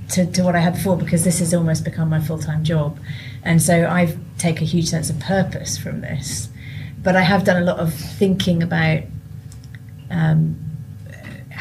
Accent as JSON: {"language": "English", "country": "United Kingdom", "also_born_or_lived": "Sierra Leone", "said": "as British people"}